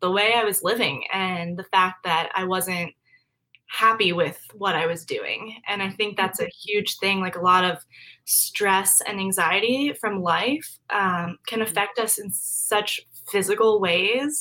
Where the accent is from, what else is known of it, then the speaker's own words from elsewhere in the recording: Maryland, United States; moved away as an adult; now in Arlington, Virginia, United States; I am from Maryland. I kind of bounced around for the first 5 years of my life with military family, but we settled in Maryland for a while